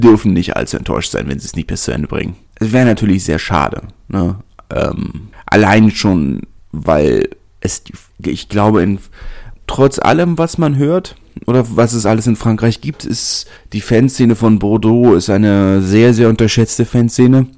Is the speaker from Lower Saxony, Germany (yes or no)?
no; Berlin, Germany; als Berliner